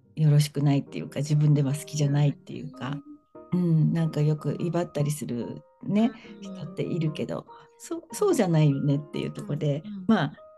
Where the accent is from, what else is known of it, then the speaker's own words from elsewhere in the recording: Kanto, Japan; 私はもうずっとなんか関東